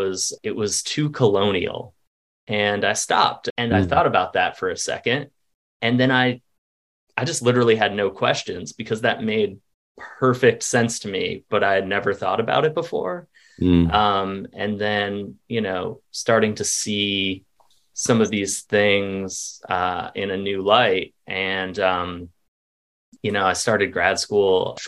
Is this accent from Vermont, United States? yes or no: yes; Vermont, United States; moved away as an adult; also born or lived in Wilmington, North Carolina; I'm originally from Vermont, which is very much sort of a tourist-based economy.